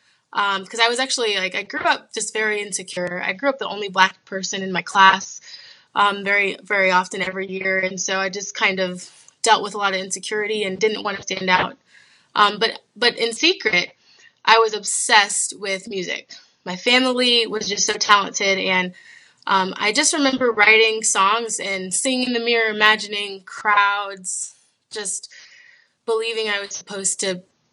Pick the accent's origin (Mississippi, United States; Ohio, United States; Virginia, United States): Ohio, United States; Toledo; now in Columbus, United States; I'm kind of from all over, but I grew up a good portion of my childhood in Toledo, Ohio. So right now I'm in Columbus.